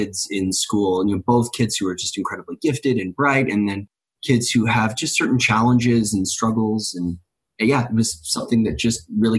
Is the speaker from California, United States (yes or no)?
yes; California, United States; moved away as an adult; now in Utah, United States; I was raised in California and Sarah's from DC and we met at college out here in Utah.